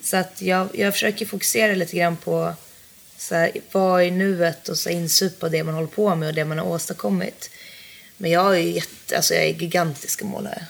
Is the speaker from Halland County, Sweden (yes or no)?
no; Jokkmokk, Norrbotten County, Sweden; moved away; från byn där jag kommer från, Jokkmokk